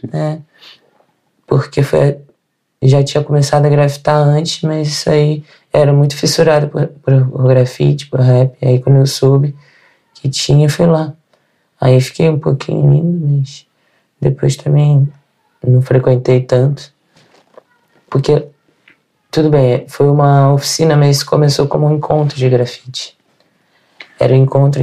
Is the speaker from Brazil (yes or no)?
yes; Rio de Janeiro, Brazil; moved away as an adult; also born or lived in Northeast Brazil; now in Portugal; Sou do Rio de Janeiro